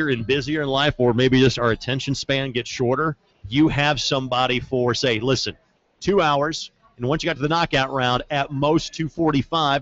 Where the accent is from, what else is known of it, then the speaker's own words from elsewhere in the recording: Southern Indiana, United States; now in Indianapolis, United States; I'm from Southern Indiana.